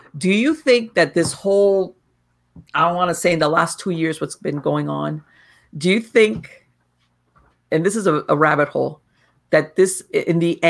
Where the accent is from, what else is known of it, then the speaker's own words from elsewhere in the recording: Miami, Florida, United States; I was born and raised in Miami